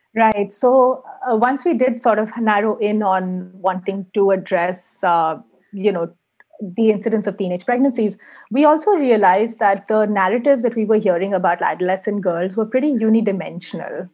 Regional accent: India; moved away as an adult; now in Helsinki, Finland; I am Indian, but I live in Helsinki at the moment.

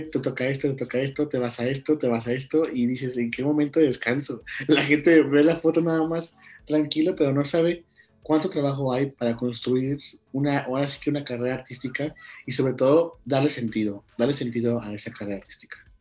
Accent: Guanajuato, Mexico; mi origen, de mi tierra, que es Guanajuato

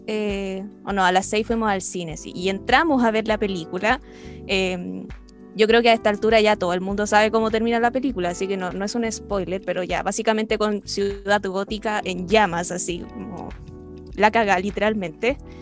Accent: Chile; nosotros como chilenos y chilenas

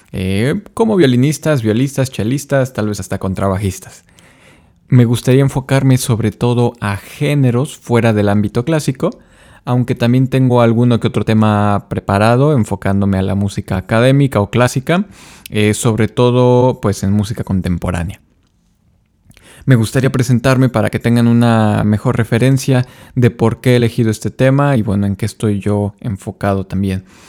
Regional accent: Mexico; como latinos y como mexicanos

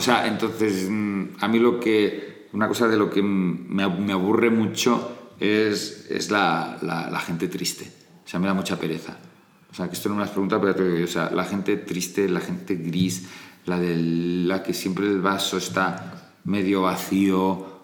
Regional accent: Barcelona, Catalonia, Spain; moved away as an adult; also born or lived in Castellfollit de Riubregós; now in Madrid, Spain; me crié en Barcelona, pero soy de Castellfollit de Riubregós

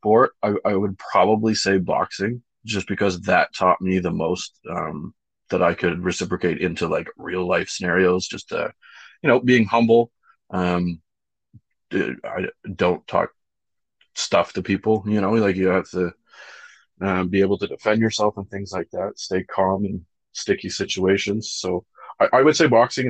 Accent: Whitby, Ontario, Canada; I come from Whitby, or if you know where that is in Durham region

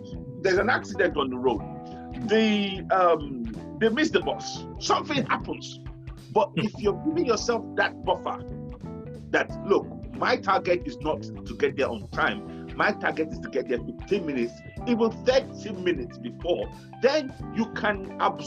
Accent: Nigeria; now in United Kingdom; we're Nigerians, we're Africans, we're black people

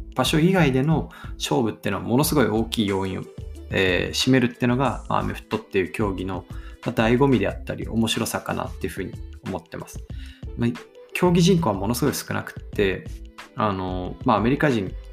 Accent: Aomori, Japan; 僕は青森県の生まれで雪国育ちだったんで

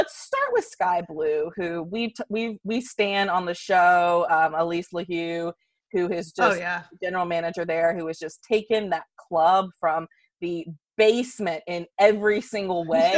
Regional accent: United States; I like all bulldozing. I'm very American in that way.

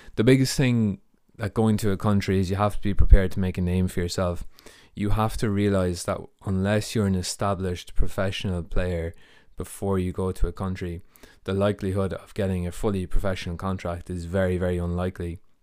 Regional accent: Ireland; moved away as an adult; also born or lived in United States / Germany / Latvia; now in United Kingdom; I'm from Ireland.

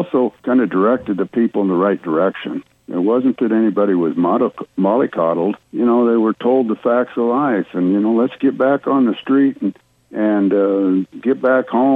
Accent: Iowa, United States; now in Florida, United States; I'm from Iowa

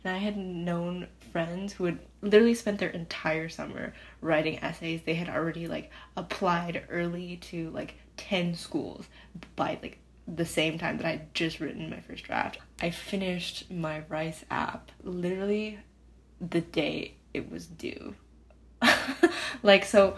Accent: Rochester, Minnesota, United States; moved away as an adult; now in Houston, United States; I'm originally from Rochester, Minnesota.

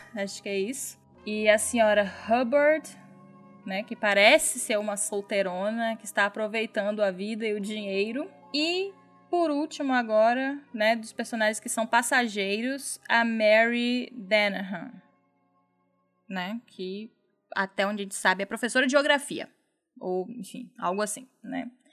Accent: Minas Gerais, Brazil; now in Bahia, Brazil; no meu estado natal que eu amo de paixão. Um beijo aí para Minas Gerais

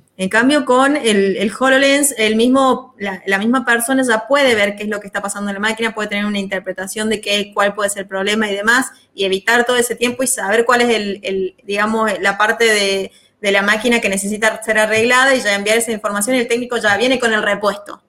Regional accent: Salta, Argentina; yo soy de Salta

